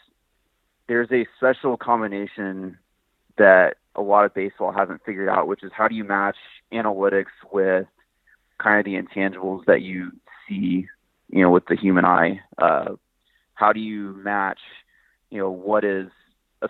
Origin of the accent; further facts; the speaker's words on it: Texas, United States; moved away as an adult; now in Washington, United States; I'm from Texas